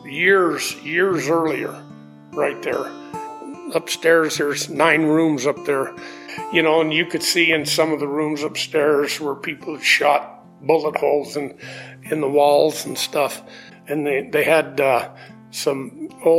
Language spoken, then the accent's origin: English; Carter, Wyoming, United States; Carter was one of the neatest places to grow up as a kid.